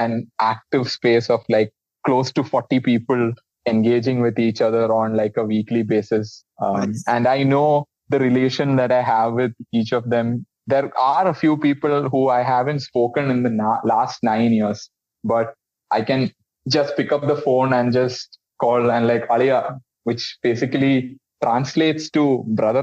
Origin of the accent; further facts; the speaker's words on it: Thiruvananthapuram, Kerala, India; Kerala is a lot about friends, and friends are the people I grew up with. I had the privilege of going to a school run by Jesuits. It's called Loyola School Trivandrum